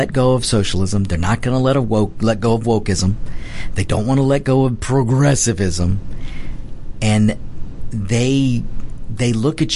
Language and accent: English; United States; We are Americans